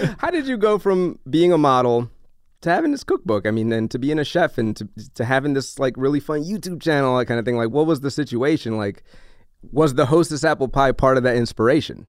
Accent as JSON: {"language": "English", "town": "New Orleans", "region": "Louisiana", "country": "United States", "tie": "born or raised there", "said": "I grew up in New Orleans"}